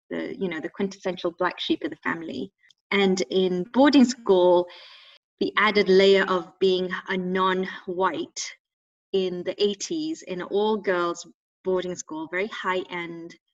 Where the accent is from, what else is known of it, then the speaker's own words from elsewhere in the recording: England, United Kingdom; Like these were not options when I grew up in England.